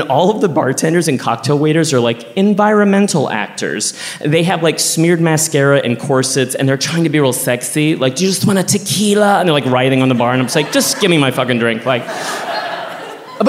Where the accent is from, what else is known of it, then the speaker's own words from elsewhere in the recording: Texas, United States; also born or lived in New York; now in Los Angeles, United States; my home state, Texas